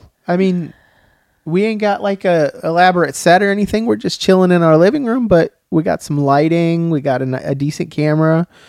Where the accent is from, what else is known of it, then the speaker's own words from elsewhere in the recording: Chicago, Illinois, United States; also born or lived in Tennessee; Yeah. That's where I grew up, so.